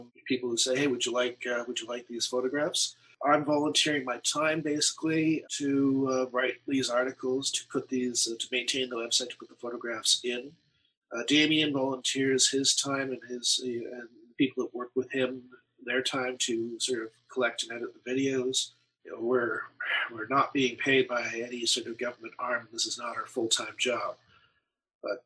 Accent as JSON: {"language": "English", "town": "Toronto", "region": "Ontario", "country": "Canada", "tie": "born or raised there", "moved": "as an adult", "lives_now": "Kitchener, Canada", "said": "as a kid growing up in Toronto"}